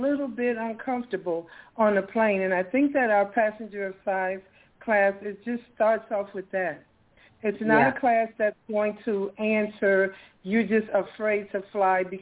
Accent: Chicago, Illinois, United States; now in Atlanta, United States; I'm from Chicago

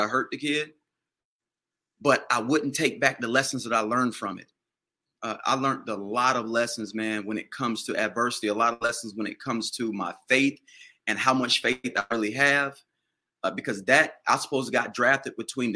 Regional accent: Washington, North Carolina, United States; I grew up in Little Washington

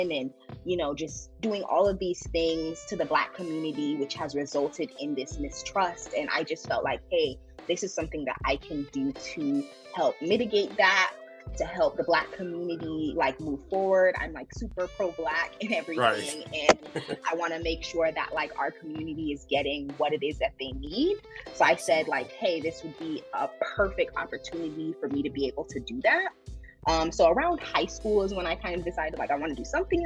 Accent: Fort Lauderdale, Florida, United States; moved away as an adult; also born or lived in Washington, D.C. / North Carolina; now in Durham, United States; I am originally from Fort Lauderdale, Florida, which I think is one of the best places to live ever. I was born and raised there.

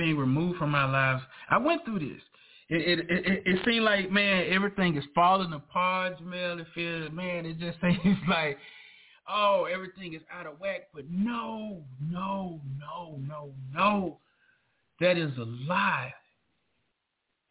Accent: the South, United States; I'm from down south.

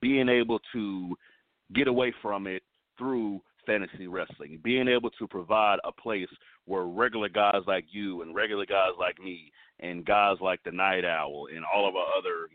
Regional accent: the South, United States; growing up in the South

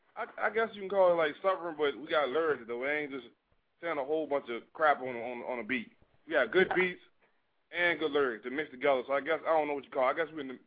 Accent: Richmond, Virginia, United States; I'm from Southside Richmond.

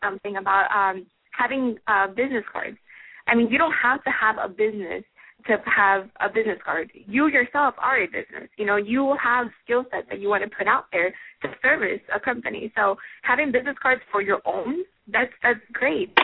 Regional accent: Florida, United States; I'm actually from Florida

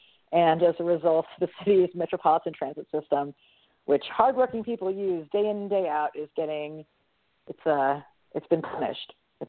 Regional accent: New York, United States; As a New Yorker

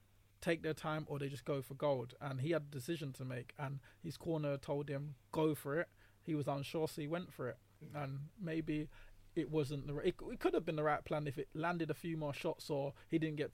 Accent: London, United Kingdom; Obviously, I'm from South.

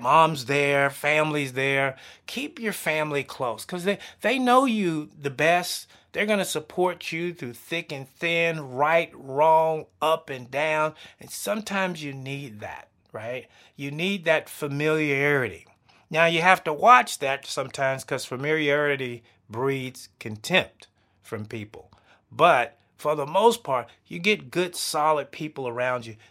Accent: the South, United States; I'm a Southern boy. I grew up in the South.

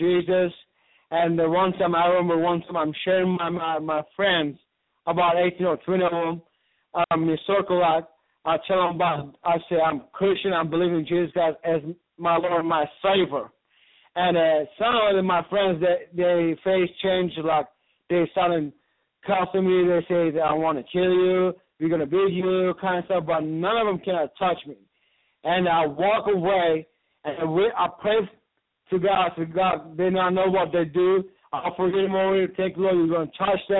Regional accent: Istanbul, Turkey; I'm from Istanbul, Turkey. I born and raised from there

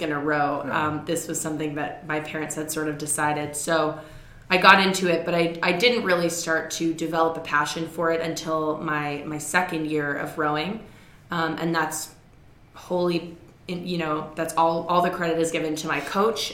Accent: Toronto, Ontario, Canada; moved away as an adult; also born or lived in Massachusetts, United States / New York, United States; now in United States; I am Canadian, so I was born in Toronto, Ontario, and went to an all-girls private school in downtown Toronto

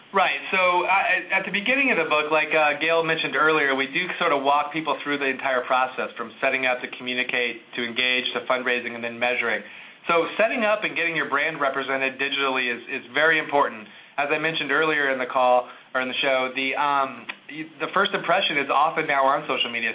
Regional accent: Indianapolis, Indiana, United States; one of the museums in my hometown, is the Indianapolis Art Museum

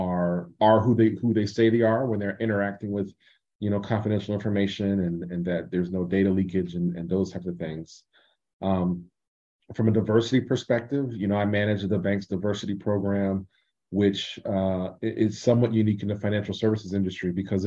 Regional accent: Columbus, Ohio, United States; moved away; also born or lived in Michigan; my hometown of Columbus, Ohio

